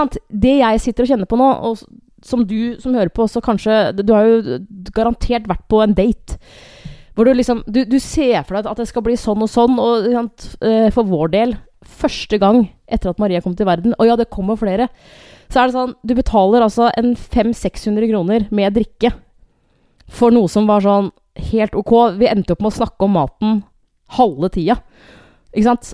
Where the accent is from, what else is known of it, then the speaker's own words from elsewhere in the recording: Hamar, Innlandet, Norway; moved away; jeg er jo fra Hamar, og jeg veit jo at siden jeg flytta i 2007